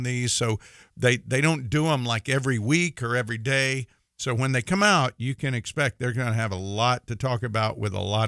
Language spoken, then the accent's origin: English; Mississippi, United States; I say Thursday because I'm from Mississippi, and I kind of say it funny